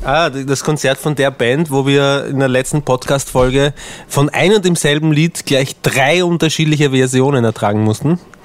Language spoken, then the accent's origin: German; Austria; accent: Austrian; ich habe den österreichischen Akzent